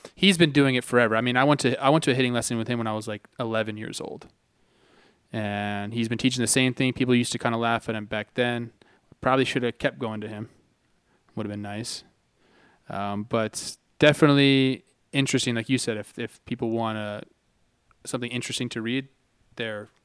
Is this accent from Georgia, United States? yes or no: no; Santa Clarita, California, United States; where I grew up, it's called the Santa Clarita Valley